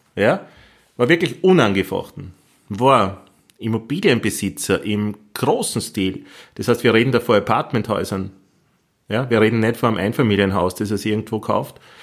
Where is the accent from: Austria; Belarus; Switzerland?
Austria; bin ich in dem Land Österreich geboren und ein Kind der 80er Jahre